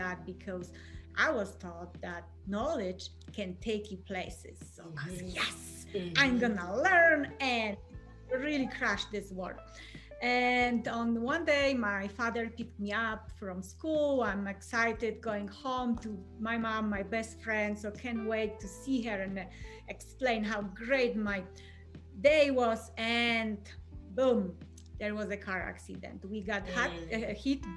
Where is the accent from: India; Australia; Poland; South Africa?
Poland; English is a second language; moved away as an adult; I'm originally from Poland, born and raised.